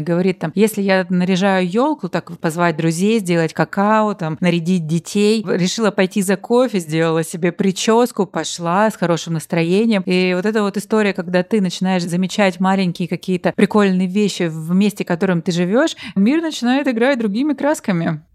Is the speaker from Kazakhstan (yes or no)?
no; Russian Far East, Russia; moved away; я тоже с Дальнего Востока